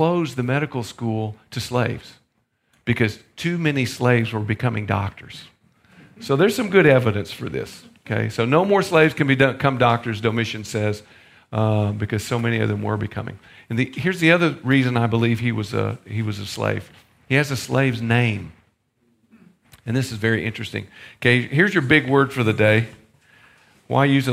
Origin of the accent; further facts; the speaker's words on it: the South, United States; I'm from the South.